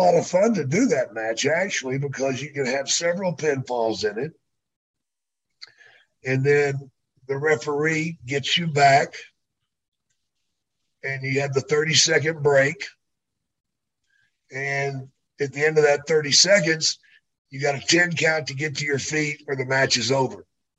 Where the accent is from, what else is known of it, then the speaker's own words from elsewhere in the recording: near Dallas, Texas, United States; I should have expected that because that's near my hometown.